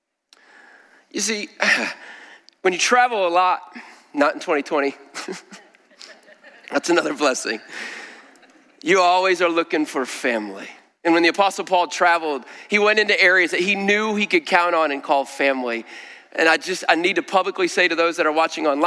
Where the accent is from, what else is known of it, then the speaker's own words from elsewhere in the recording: Middlebury, Indiana, United States; I grew up in Middlebury, 711 Highland Drive